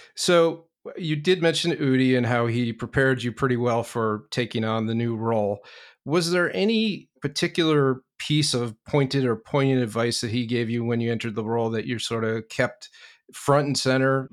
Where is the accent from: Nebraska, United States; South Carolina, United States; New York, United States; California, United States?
New York, United States; moved away as an adult; now in Boston, United States; I'm originally from New York, been up here a little more than 15 years